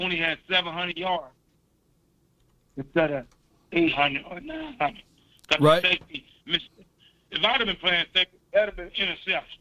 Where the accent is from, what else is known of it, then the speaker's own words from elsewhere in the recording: East St. Louis, Illinois, United States; now in Los Angeles, United States; I'm originally from East St. Louis. East Boogie, they call it the East Boogie